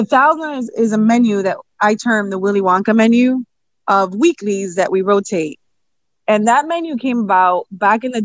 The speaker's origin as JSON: {"language": "English", "country": "Puerto Rico", "moved": "yes", "lives_now": "Springfield, United States", "said": "I'm from Puerto Rico, so we eat a lot of flan and guava"}